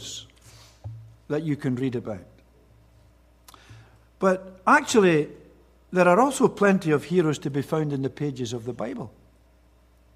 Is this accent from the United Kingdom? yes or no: yes; Scotland, United Kingdom; Being a Scotsman